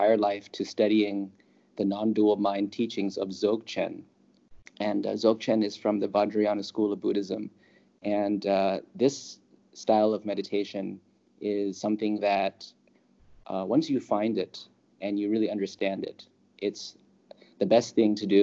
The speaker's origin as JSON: {"language": "English", "region": "California", "country": "United States", "also_born_or_lived": "Los Angeles", "moved": "as an adult", "lives_now": "Thailand"}